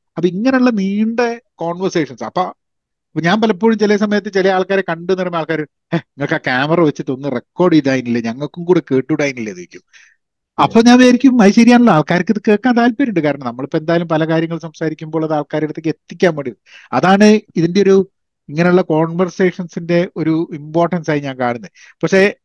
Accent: Kozhikode, Kerala, India; moved away as an adult; also born or lived in Dubai / Iran / United Kingdom; now in United States; ഞാനൊക്കെ വളർന്നതെന്ന് പറഞ്ഞു കഴിഞ്ഞിട്ടുണ്ടെങ്കിൽ കോഴിക്കോടായിരുന്നു

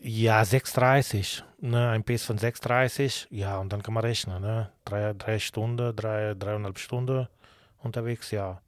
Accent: Bari, Apulia, Italy; German is a second language; also born or lived in Kürten, Germany / Cologne, Germany; now in Schwerte, Germany; bei uns, ich komme aus Bari, Apulien in Süditalien

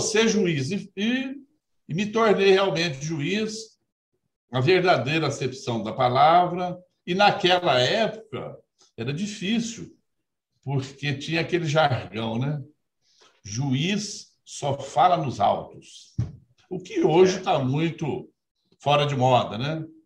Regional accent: Brazil; Sempre vivi e me criei no interior, lá em Aloy Mendes, que eu gosto sempre de, de falar que eu sou de Aloy Mendes. Nasci e me criei lá

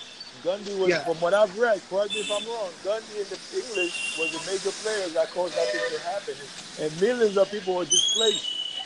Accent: United States; So you know that being Indian, and I'm not from India, I'm from America

